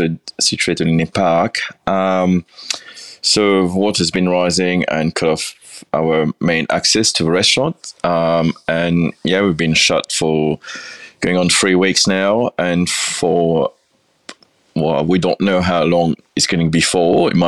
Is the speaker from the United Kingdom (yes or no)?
yes; England, United Kingdom; moved away as an adult; now in Beechworth, Australia; Well, I came over from England with a Sofitel, and I got a transfer to come and run number 35 in the city.